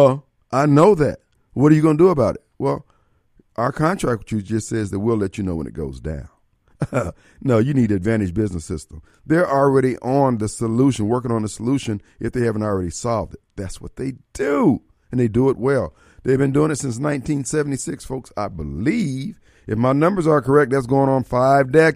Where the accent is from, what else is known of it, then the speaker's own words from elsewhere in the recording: Joliet, Illinois, United States; growing up in Joliet, Illinois